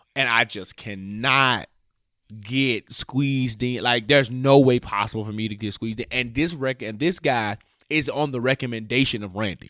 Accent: Memphis, Tennessee, United States; moved away; my barber in Memphis, my hometown

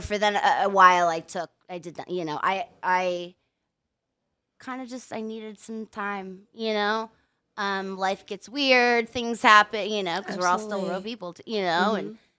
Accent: San Diego, California, United States; now in Pittsburgh, United States; I grew up in San Diego.

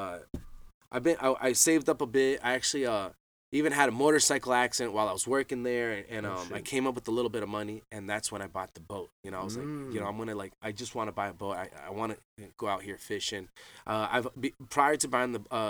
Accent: Boca Raton, Florida, United States; I'm from Boca Raton, Florida, from South Florida, and I grew up bass fishing

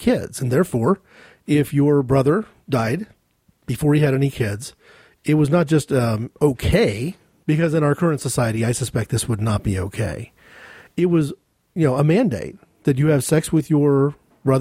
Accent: United States; speaking as an American

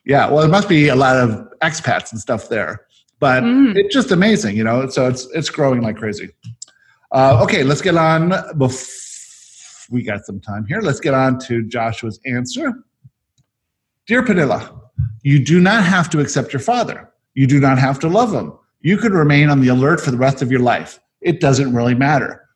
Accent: South Africa; I was born in South Africa

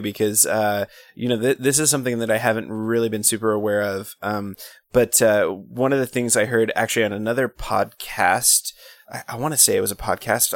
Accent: United States; as an American

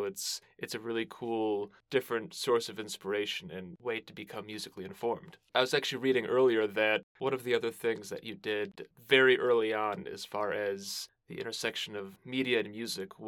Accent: Detroit area, Michigan, United States; now in Chicago, United States; I'm actually from the Detroit area too, and now live in Chicago

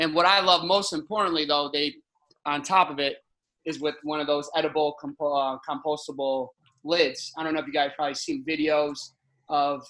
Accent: Connecticut, United States; now in Orlando, United States; I was born and raised in Connecticut

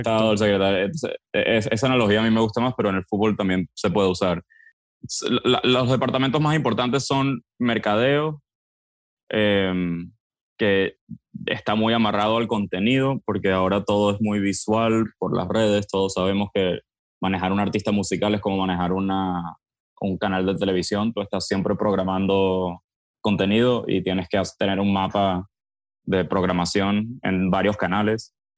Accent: Miami, Florida, United States; also born or lived in Venezuela; yo crecí, yo soy venezolano, pero crecí en Miami. mi, familia se mudó en el 98 a, Miami. Yo entonces crecí acá

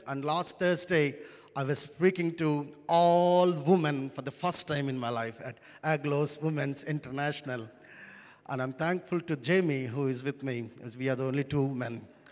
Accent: India; first language Telugu; English is a second language; I come from India.

